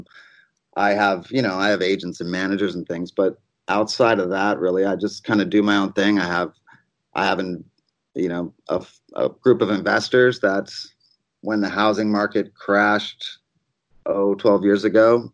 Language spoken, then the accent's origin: English; Arizona, United States; also born or lived in Germany / Los Angeles; Arizona where I'm from, and that's where I'm at right now. I was born in Germany, but we ended up in Arizona at a pretty young age